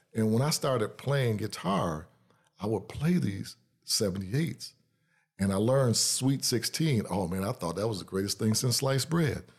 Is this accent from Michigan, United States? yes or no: yes; Detroit, Michigan, United States; now in Lansing, United States; I was born and raised in Detroit